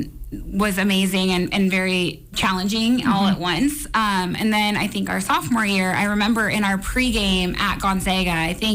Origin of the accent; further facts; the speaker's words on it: Monroe, Washington, United States; I was from Monroe